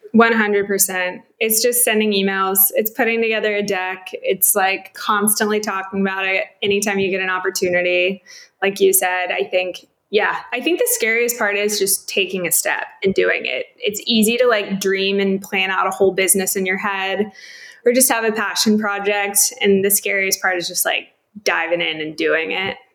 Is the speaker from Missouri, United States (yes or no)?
no; Coppell, Texas, United States; moved away as an adult; also born or lived in California; I'm from Dallas, Texas, right outside a little suburban town called Coppell. Grew up there